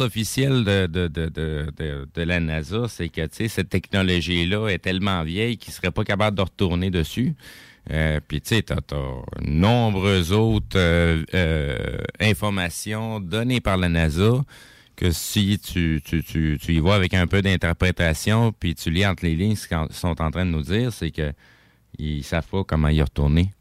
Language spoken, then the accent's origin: French; Quebec, Canada; en tant que Québécois, on, est capable de se sentir Canadien aujourd'hui.